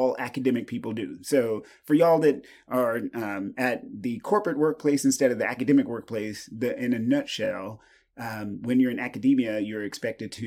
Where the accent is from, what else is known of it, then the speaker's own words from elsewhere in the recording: East Texas, United States; I grew up in East Texas, grew up super poor